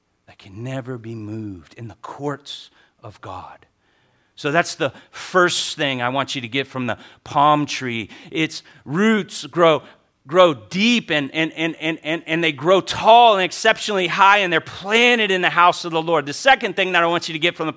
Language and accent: English; Hawaii, United States; I'm Hawaiian.